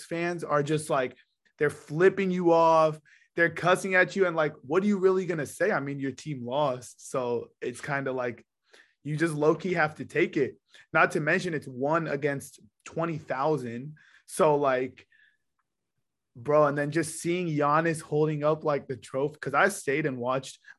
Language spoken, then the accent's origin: English; San Diego, California, United States; and I'm from San Diego